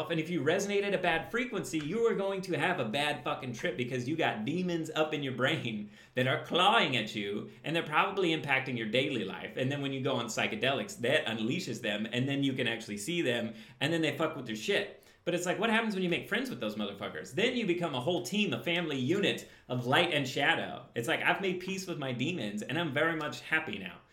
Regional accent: Midwest, United States; I grew up in the Midwest. I'm very aware of what the Midwestern life is like. I had an accent until I grew up.

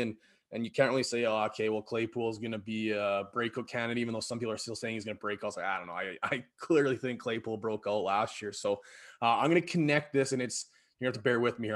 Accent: Battleford, Saskatchewan, Canada; now in Prince Albert, Canada; I grew up in Battleford there

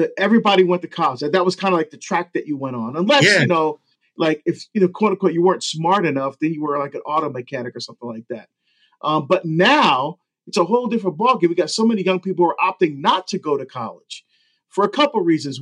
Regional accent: Hillside, New Jersey, United States; also born or lived in Barbados; I grew up in Hillside, New Jersey, which is right next to Newark

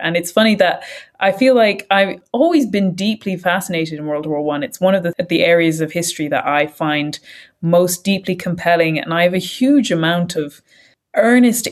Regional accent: Ireland; we're speaking as Irish people

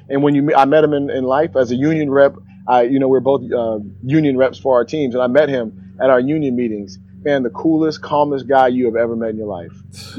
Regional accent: Sacramento, California, United States; also born or lived in Washington State; I grew up, so I'm from Sacramento originally, and then I moved up to Washington State

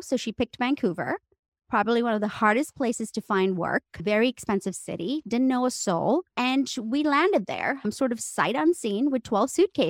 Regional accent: India; moved away; would never, ever let anyone know that I was from India because I got snickered at. And from that day onwards, I decided to go to theater school in New York City and get rid of my accent.

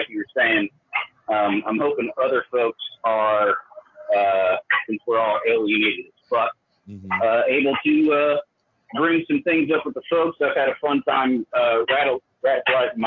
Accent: Indiana, United States; now in Brooklyn, United States; from Indiana, living out here in Brooklyn.

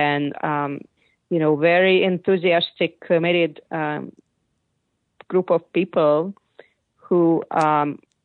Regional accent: Hungary; now in United States; growing up in Hungary

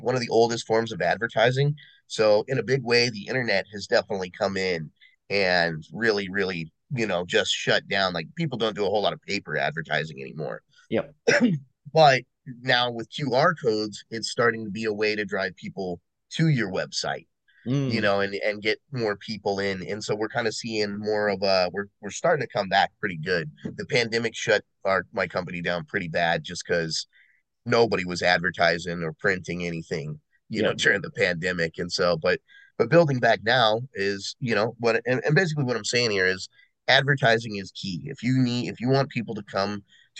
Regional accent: United States; being an American

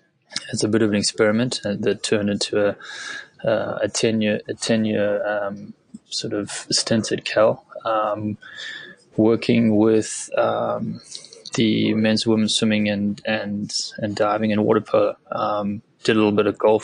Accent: South Africa; originally I'm from South Africa, grew up in a very small farming community there

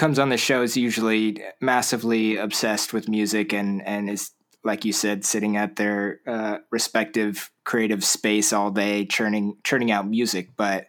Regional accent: Orange County, California, United States; now in Seattle, United States; I'm located in, I just moved to Seattle not too long ago, but I'm from Orange County, which is, you probably know, about an hour and a half south of LA.

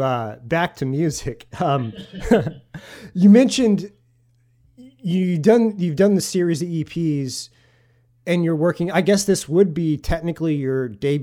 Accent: Kansas City, United States; I'm from Kansas City

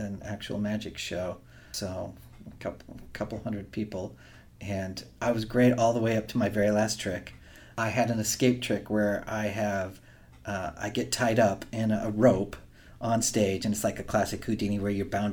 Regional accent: Eastern Oregon, United States; I grew up in Eastern Oregon

